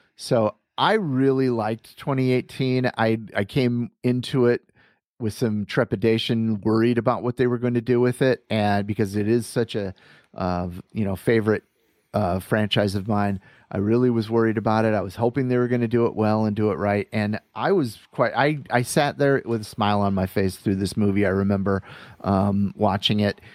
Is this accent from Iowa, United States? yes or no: yes; Iowa, United States; moved away; when I was flying back from Iowa, uh, uh, when I went home for my dad's funeral